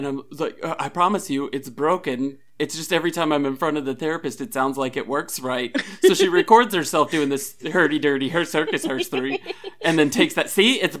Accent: Appalachia, United States; I'm Appalachian

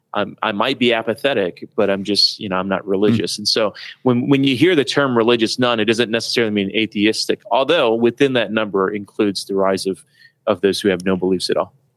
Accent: Detroit, Michigan, United States; I grew up in Detroit

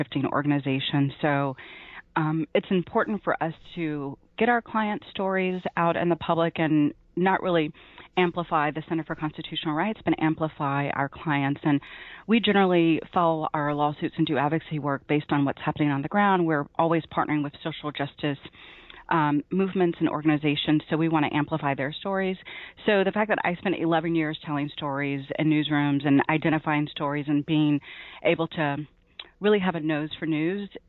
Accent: Memphis, Tennessee, United States; moved away as an adult; also born or lived in New Jersey; I grew up in Memphis and started reporting in Tennessee

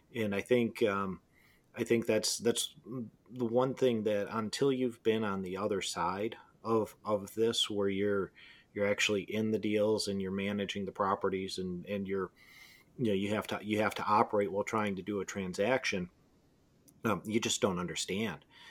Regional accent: Detroit, Michigan, United States; I'm from Detroit.

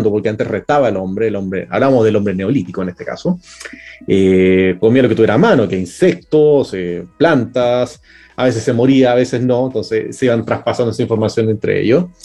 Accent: Chile; also born or lived in Germany / Europe; No nací en Chile, sí, pero he, ido a Alemania, he vivido bastante tiempo en Europa también, pero bueno, o sea, la mayor parte he estado acá en Chile, entonces o sea, ya me considero un chileno más

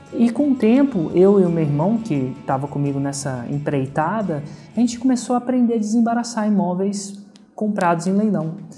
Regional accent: Brasília, Federal District, Brazil; moved away as an adult; also born or lived in São Carlos, São Paulo / Germany; nasci em Brasília, né? Fiz engenharia de computação em São Carlos, são Paulo

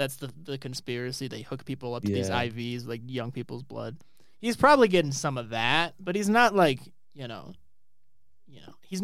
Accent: United States; my American ignorance

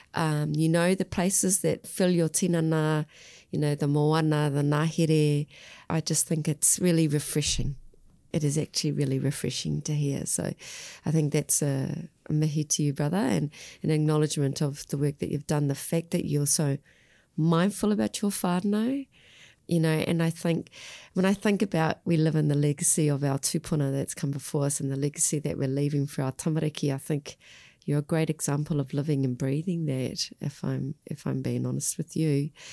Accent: Australia; now in New Zealand; I grew up in Australia

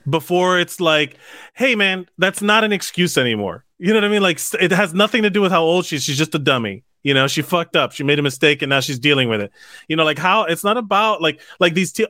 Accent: Miami, Florida, United States; moved away; I'm from Miami

